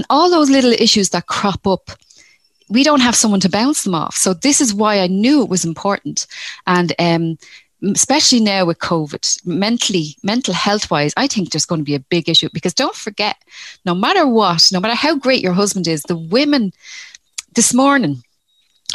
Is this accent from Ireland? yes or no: yes; Dublin, Leinster, Ireland; now in Rosslare Harbour, Ireland; I'm from Dublin originally, so I'm a city girl originally, but I live in Rosslare Harbour.